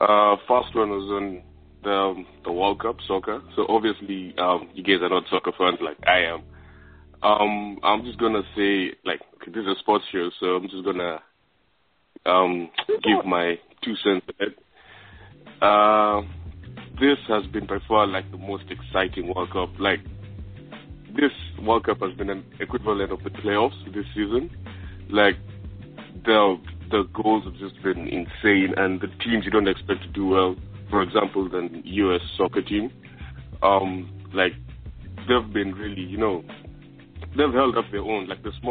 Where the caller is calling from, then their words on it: Australia; Yeah, this is … again, Australia.